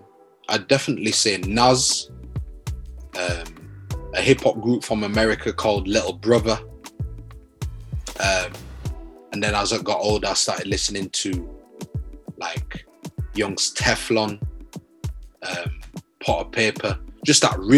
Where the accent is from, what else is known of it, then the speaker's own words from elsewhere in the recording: Leeds, Yorkshire and the Humber, United Kingdom; growing up in Leeds, bro, like, I had a good childhood, man.